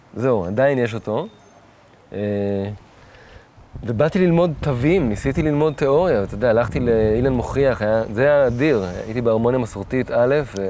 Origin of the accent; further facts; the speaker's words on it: Tel Aviv, Tel Aviv District, Israel; אבל אני לא גדלתי בלינה משותפת, גדלתי בדיזנגוף